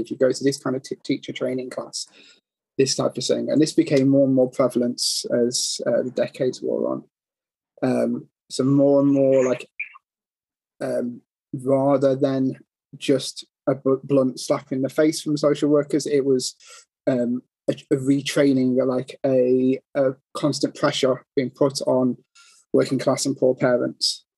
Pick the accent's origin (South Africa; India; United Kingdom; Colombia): United Kingdom; we're British